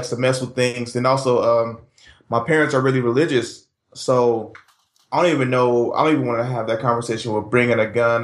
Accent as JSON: {"language": "English", "town": "Richmond", "region": "California", "country": "United States", "tie": "born or raised there", "said": "I grew up in Southside Richmond."}